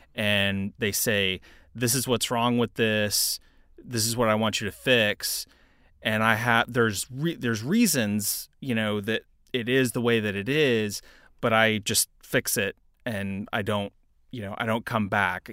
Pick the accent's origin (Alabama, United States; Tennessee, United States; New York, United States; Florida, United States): Tennessee, United States; Knoxville; also born or lived in Houston, Texas; I was born in Houston, Texas, raised for a little bit of my life there, but mostly grew up in Knoxville, Tennessee